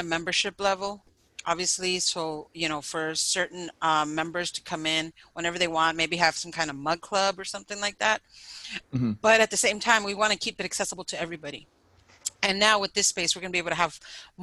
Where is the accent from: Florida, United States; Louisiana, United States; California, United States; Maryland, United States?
California, United States; San Diego; Barrio, you know, where I grew up